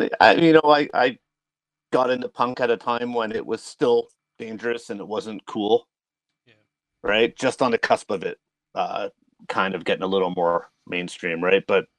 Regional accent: York Region, Ontario, Canada; moved away; York region.

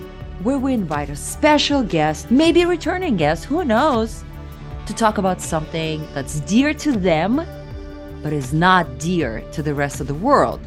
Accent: Siberia, Russia; moved away; growing up in Siberia

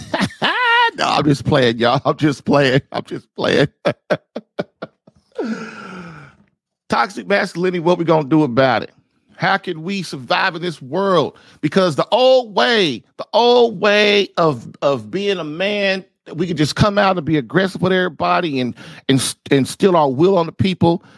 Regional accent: United States

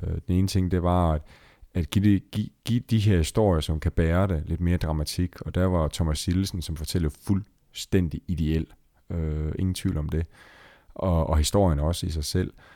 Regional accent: Esbjerg, Southern Denmark, Denmark; jeg sidder i Esbjerg, som i øvrigt er min fødeby

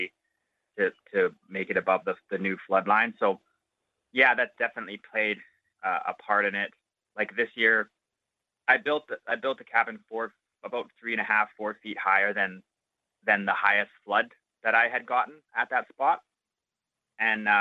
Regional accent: Ontario, Canada; now in Inuvik, Canada; I grew up in Ontario

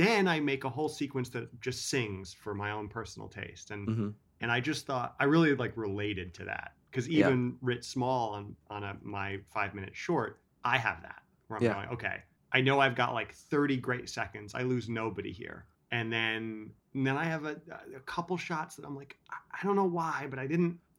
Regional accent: Manhattan, New York, United States; I grew up in Manhattan, so we had chained in front of every pizza place and video store.

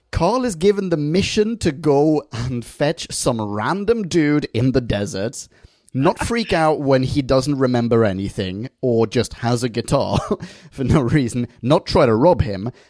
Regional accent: Bratislava, Bratislava Region, Slovakia; also born or lived in Australia; I'm from Bratislava, but I did an Erasmus year in Australia.

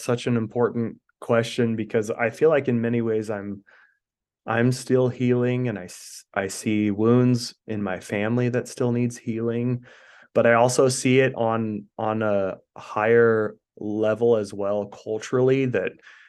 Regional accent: Idaho, United States; I was born and raised here in Idaho. And so we, in rural Idaho, there's not really a lot of choices when it comes to religion, you know?

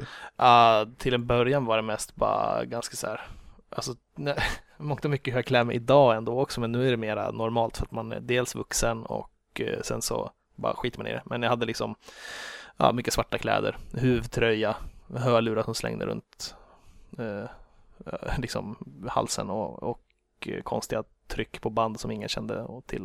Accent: Grillby, Uppsala County, Sweden; moved away as an adult; also born or lived in Karlstad; now in Stockholm, Sweden; jag växte upp Eh, strax utanför Enköping

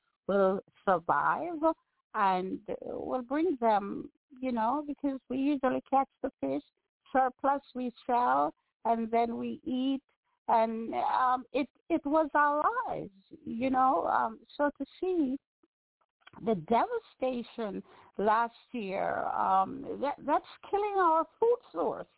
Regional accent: Bog Walk, Saint Catherine, Jamaica; Being Jamaican, being a little barefoot girl who usually sell on the bog walk road

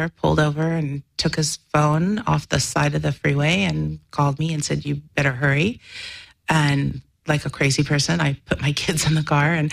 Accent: Orange County, California, United States; also born or lived in New York / Los Angeles; then they moved to Orange County where they can afford to live

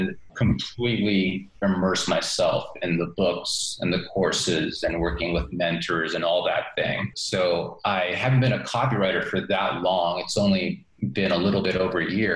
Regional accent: New York, United States; moved away; I grew up in New York and lived all over the U.S. Throughout the years

